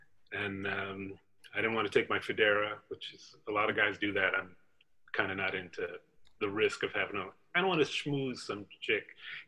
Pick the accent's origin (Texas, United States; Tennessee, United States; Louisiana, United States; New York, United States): New York, United States; New York City; moved away as an adult; now in Los Angeles, United States; I was born in Harlem, then I lived in East Elmhurst.